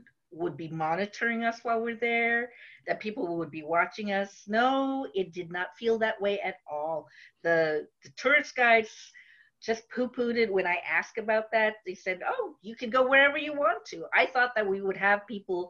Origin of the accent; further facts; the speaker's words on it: Philippines; English is a second language; now in United States; I went to visit home in the Philippines, and I was only there for maybe 3 weeks